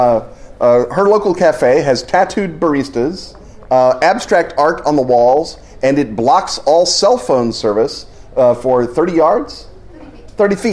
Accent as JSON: {"language": "English", "country": "United States", "said": "I am an American of Irish extraction"}